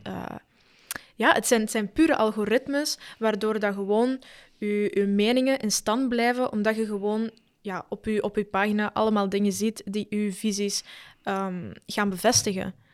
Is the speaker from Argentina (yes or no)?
yes; Argentina; now in Belgium; ik ben geboren in Argentinië